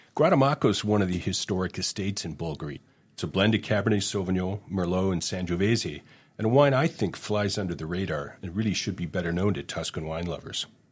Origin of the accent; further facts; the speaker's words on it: Hamilton, Ontario, Canada; moved away as an adult; also born or lived in Germany; I grew up in Hamilton, Ontario, uh, which is a steel town.